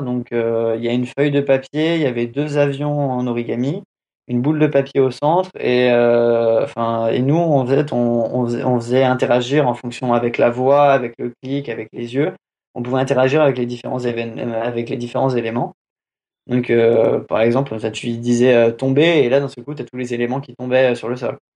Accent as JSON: {"language": "French", "country": "France", "accent": "French accent in English", "said": "j'ai un accent français, anglais de merde"}